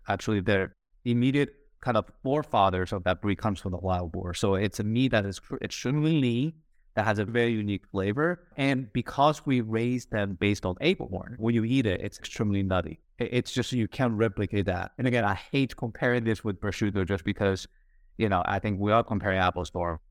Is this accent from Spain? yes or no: yes; Spain; moved away as an adult; also born or lived in United States; growing up in Spain